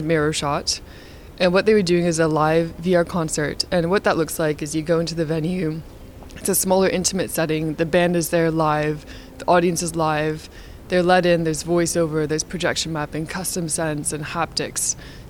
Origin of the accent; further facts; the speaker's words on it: Canada; so I'm Canadian. I grew up in Canada.